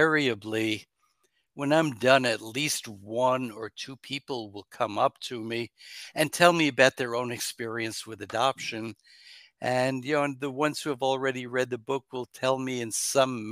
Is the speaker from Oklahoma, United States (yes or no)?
no; New York, United States; I was born in New York State